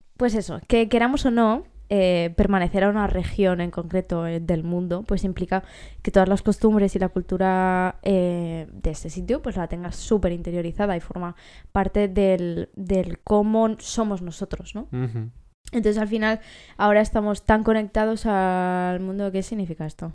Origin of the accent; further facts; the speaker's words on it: Catalonia, Spain; somos catalanes